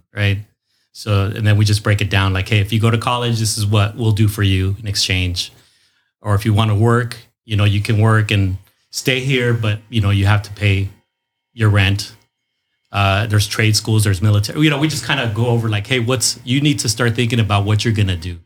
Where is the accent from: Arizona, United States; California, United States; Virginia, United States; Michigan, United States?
California, United States; National City; also born or lived in Los Angeles; born in Los Angeles, but since the age of two, uh, was raised in National